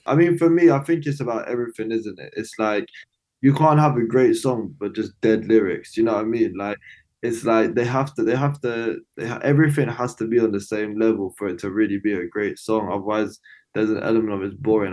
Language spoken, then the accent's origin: English; London, United Kingdom; I'm from East London.